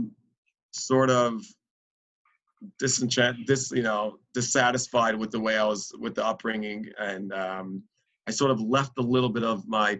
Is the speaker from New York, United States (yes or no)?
yes; New York City, New York, United States; I was born and raised in Crown Heights, Brooklyn, Brooklyn, New York